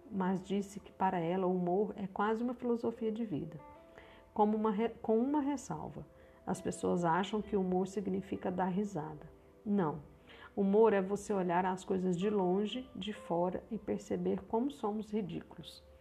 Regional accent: Minas Gerais, Brazil; Eu também sou mineira, estou falando aqui de Uberlândia, Minas Gerais.

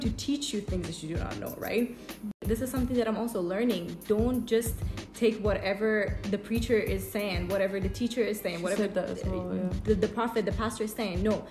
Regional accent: Iran; moved away; coming from my country, I'm from Iran.

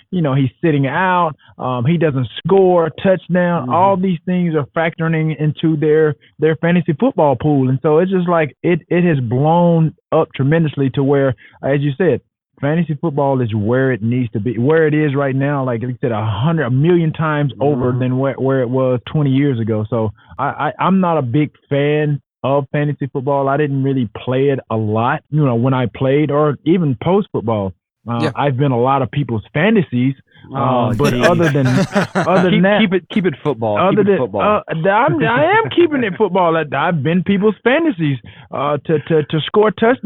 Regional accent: Alexander City, Alabama, United States; Born and raised in Alexander City, Alabama

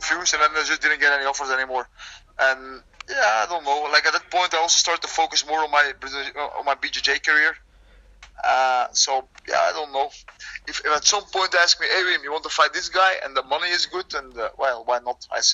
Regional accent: Leuven, Flanders, Belgium; my hometown in Leuven

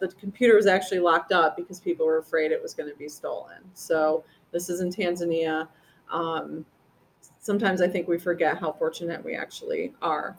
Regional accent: about 30 miles south of Buffalo, upstate New York, United States; moved away; It was about 30 miles south of Buffalo.

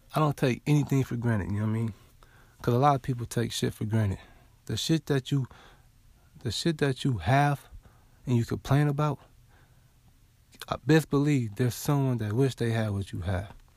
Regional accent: West Coast, United States; now in the South, United States; I'm from the West Coast, though, but I live in the South now.

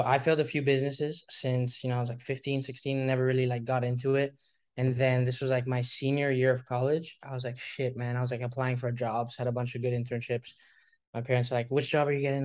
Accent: Hong Kong; moved away; We're both from Hong Kong

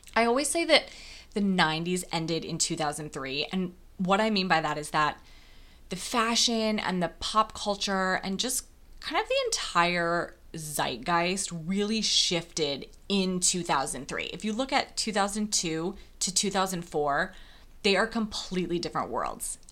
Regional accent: Wisconsin, United States; moved away; I grew up in a very, very small town in Wisconsin

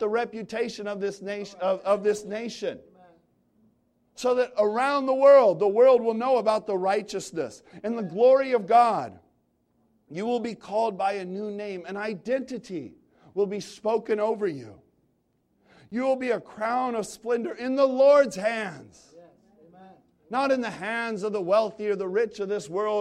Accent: San Francisco Bay Area, California, United States; I'm from the Bay Area

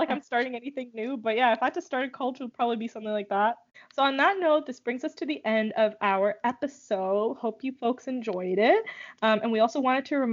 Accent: Nigeria; moved away; when I was growing up in Nigeria

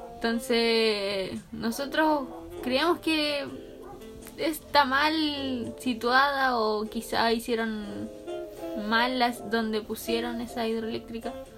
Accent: Chile; nosotros como chilenos

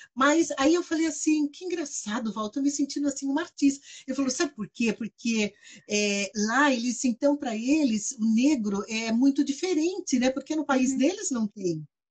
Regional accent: Brazil; eu sou brasileira

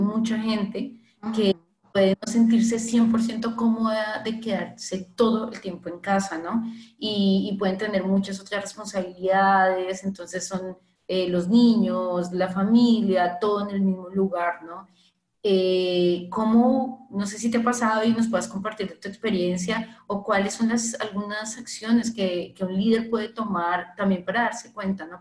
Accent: Colombia; now in Brazil; yo soy colombiana

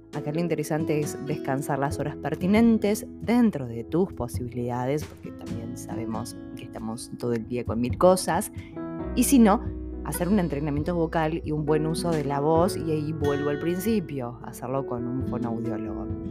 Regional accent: Argentina; los que somos de Argentina

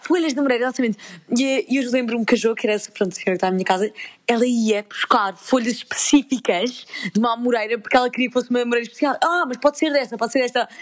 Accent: Lisbon, Portugal; ich wohne aus Lissabon und ich komme aus Portugal

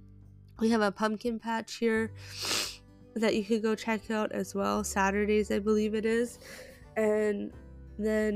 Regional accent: Canada; I am Canadian

